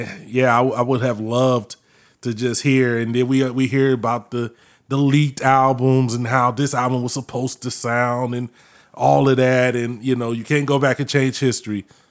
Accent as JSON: {"language": "English", "town": "Winter Park", "region": "Florida", "country": "United States", "tie": "born or raised there", "said": "I grew up in Winter Park"}